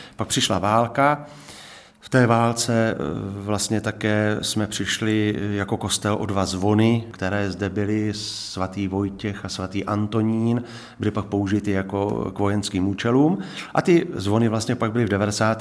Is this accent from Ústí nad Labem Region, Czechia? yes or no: no; Brno, South Moravian Region, Czechia; moved away as an adult; now in České Budějovice, Czech Republic; já jsem původem Brňák, rodem